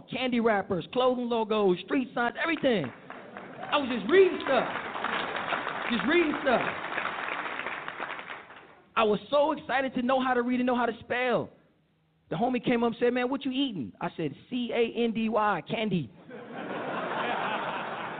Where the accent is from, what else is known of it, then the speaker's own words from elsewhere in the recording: Oakland, California, United States; I grew up in Oakland, California, with my mother and members